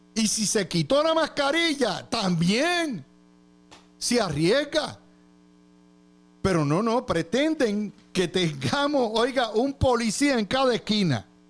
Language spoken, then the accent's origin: Spanish; Puerto Rico; yo soy boricua